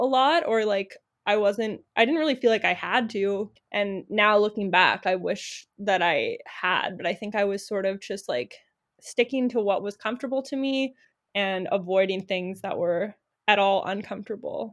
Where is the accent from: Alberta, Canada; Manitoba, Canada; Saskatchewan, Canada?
Manitoba, Canada; Winnipeg; now in Victoria, Canada; I grew up in Winnipeg